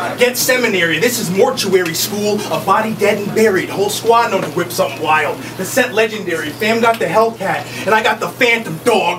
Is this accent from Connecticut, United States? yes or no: yes; Connecticut, United States; Well, I'm from Connecticut